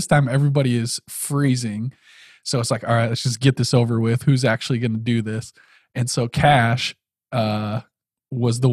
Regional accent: South Dakota, United States; we grew up in South Dakota.

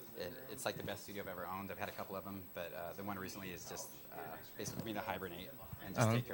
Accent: Portland, Oregon, United States; moved away as an adult; also born or lived in Seattle, Washington; I live in Portland. I recently moved from Seattle. I grew up in Portland. I've been here for about 10 years in Seattle. Then I moved back home about in the last year.

